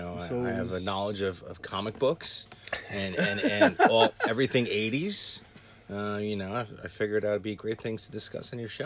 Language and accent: English; Harrison, New Jersey, United States; also born or lived in North Arlington, New Jersey; we were growing up as Harrison kids, you know, very blue collar.